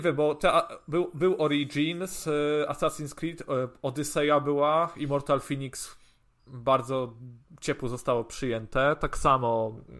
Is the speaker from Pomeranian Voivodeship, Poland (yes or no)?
yes; Gdańsk, Pomeranian Voivodeship, Poland; u nas w Gdańsku na przykład na Żabiance